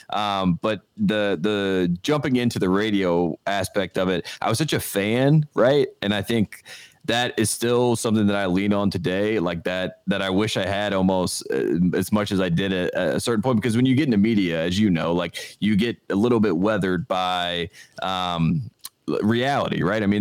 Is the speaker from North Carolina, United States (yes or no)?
yes; Henderson, North Carolina, United States; moved away as an adult; now in Los Angeles, United States; I'm from Henderson, North Carolina, small mm-hmm. town in North Carolina.